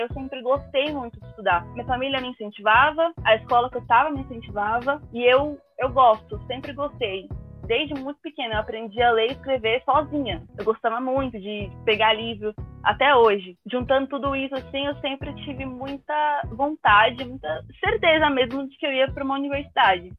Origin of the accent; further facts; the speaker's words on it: São Paulo, Brazil; Eu sou de São Paulo, entrei na KBC em 2018